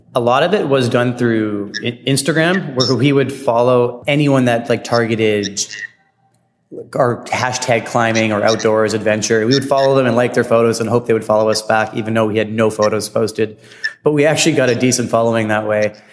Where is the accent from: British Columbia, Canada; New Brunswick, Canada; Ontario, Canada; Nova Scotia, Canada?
British Columbia, Canada; Vancouver; from Vancouver, BC. I like to think we don't have as a strong accent as our friends out in the East. Yeah, we are definitely Canadian